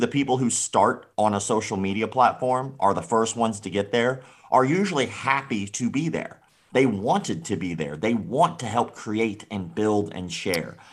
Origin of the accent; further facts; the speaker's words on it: Florida, United States; I grew up in the South. I'm from Florida.